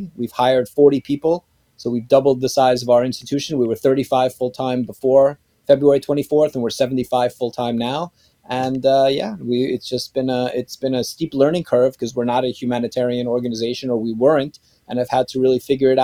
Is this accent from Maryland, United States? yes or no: no; New York City, New York, United States; moved away as an adult; also born or lived in North Carolina / Israel; now in Poland; I grew up in New York City.